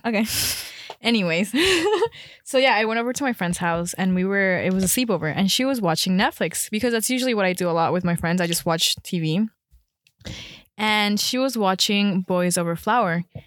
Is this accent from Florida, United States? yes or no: yes; Miami, Florida, United States; moved away as an adult; also born or lived in Colombia; now in Chicago, United States; I'm actually from Colombia, but I moved to Miami when I was around, like, nine, eight, nine. Then I moved to Chicago to go to school